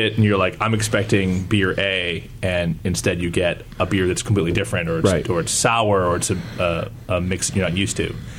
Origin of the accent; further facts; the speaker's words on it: Utica, New York, United States; now in San Francisco, United States; next time we're back in my hometown